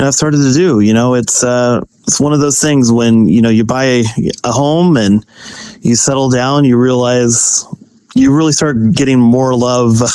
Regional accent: Kansas, United States; moved away as an adult; also born or lived in Herndon, Virginia; now in Virginia, United States; I grew up in Kansas, came out here when I was 18 years old

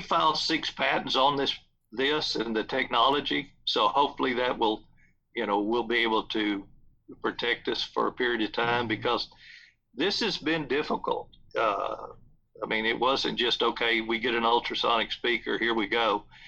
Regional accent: South Texas, United States; There's a big ranch that I grew up close to in South Texas

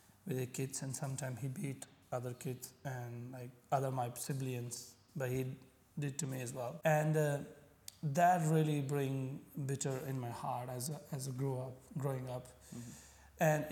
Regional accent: Punjab, Pakistan; first language Punjabi; English is a second language; moved away as an adult; now in Abu Dhabi, United Arab Emirates; I come from Pakistan.

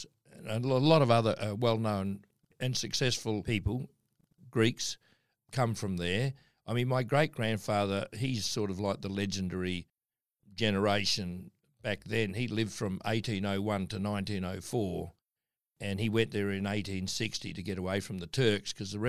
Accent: Adelaide, South Australia, Australia; born there; But anyway, yes, I was born in Adelaide in 1948.

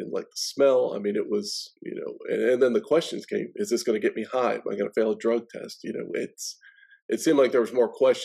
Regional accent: Baltimore, Maryland, United States; moved away as an adult; now in Nashville, United States; I'm actually originally from Baltimore, Maryland, born and raised there.

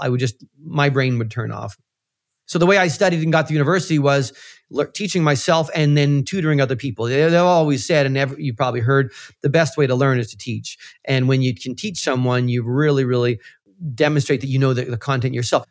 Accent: central Canada, Canada; moved away as an adult; now in Toronto, Canada; I grew up in Central Canada and came to Toronto, uh, after university

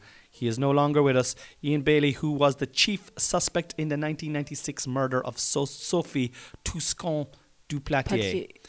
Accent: Ireland; I'm Irish.

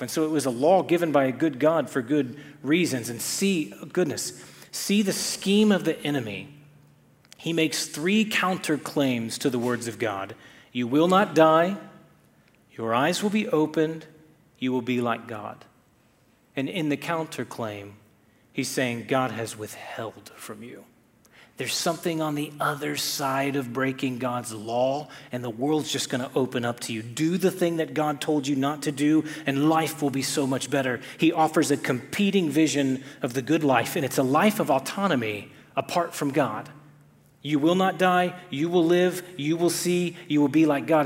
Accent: Texas, United States; I'm from Texas

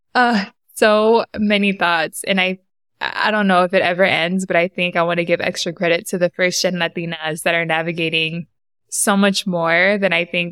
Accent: San Diego, California, United States; moved away as an adult; now in Bay Area, United States; I was born and raised in Southeast San Diego

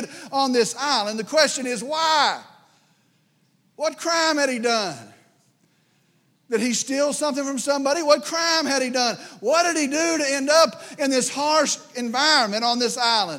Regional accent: West Texas, United States; I grew up here in West Texas

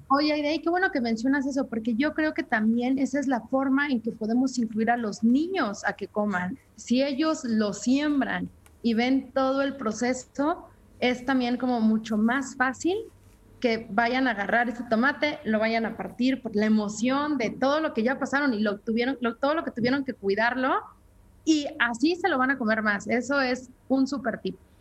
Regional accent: Mexico; como mexicanos y como latinos

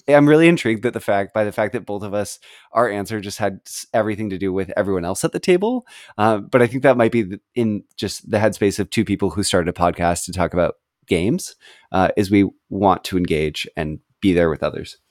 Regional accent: West Coast of the United States, United States; moved away; I grew up on the West Coast of the United States, and I now live on the East Coast

